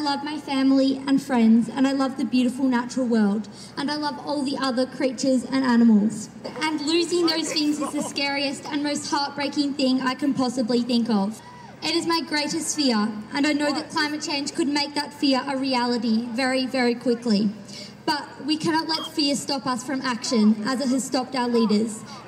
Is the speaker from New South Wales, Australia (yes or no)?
no; Castlemaine, Victoria, Australia; I'm also from Castlemaine.